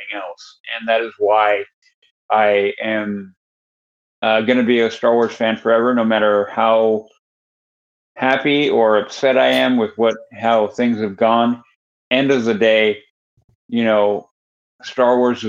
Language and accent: English; Northern California, United States; we moved from Southern California to Northern California